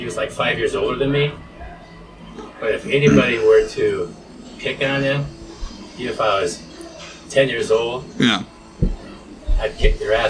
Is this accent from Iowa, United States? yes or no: yes; Cedar Rapids, Iowa, United States; also born or lived in Springville, Iowa; I grew up in Cedar Rapids.